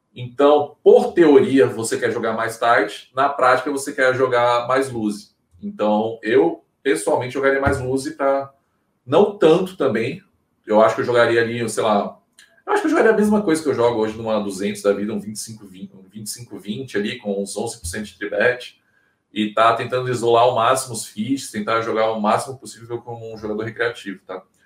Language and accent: Portuguese; Brasília, Federal District, Brazil; now in Maceió, Brazil; Eu não sou daqui, não, eu, eu, eu nasci em Brasília, mas moro aqui há praticamente 15 anos